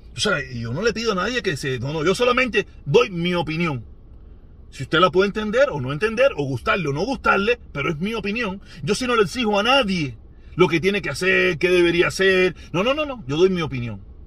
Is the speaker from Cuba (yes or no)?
yes; Cuba